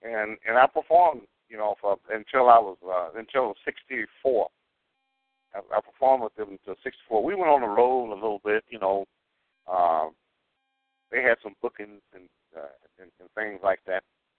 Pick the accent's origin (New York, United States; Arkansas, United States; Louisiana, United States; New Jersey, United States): Arkansas, United States; also born or lived in Illinois / Kansas; Well, between Arkansas, Chicago, and Kansas. And then I spent some time in D.C. and in California.